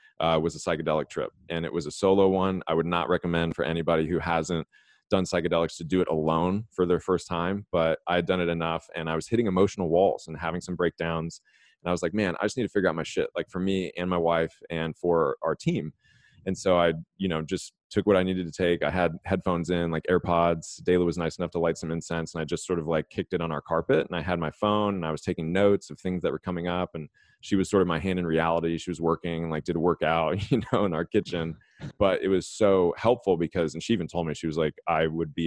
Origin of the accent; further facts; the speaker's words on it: Los Angeles, California, United States; I grew up in Los Angeles.